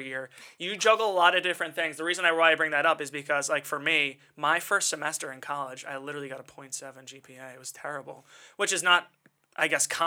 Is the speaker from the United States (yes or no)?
yes; Long Island, New York, United States; we're from Long Island